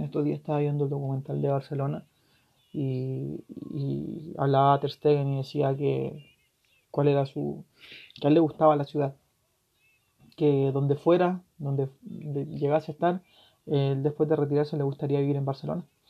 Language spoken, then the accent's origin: Spanish; Chile; yo soy de Chile, yo vivo al otro lado del mundo